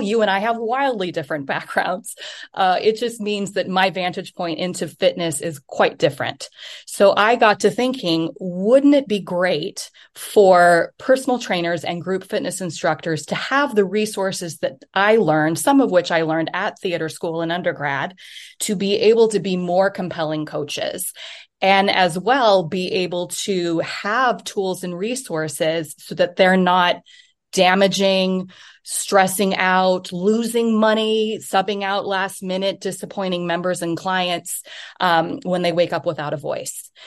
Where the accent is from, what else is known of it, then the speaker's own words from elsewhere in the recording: United States; moved away; also born or lived in New York City, United States; I'm from the United States, but I'm also an E U dual citizen